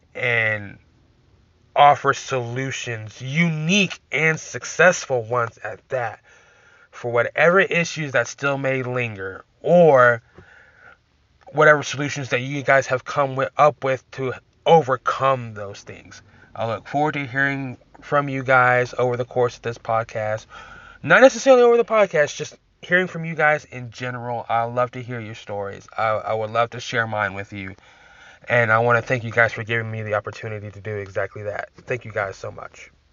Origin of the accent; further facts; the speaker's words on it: Texas, United States; I'm from Texas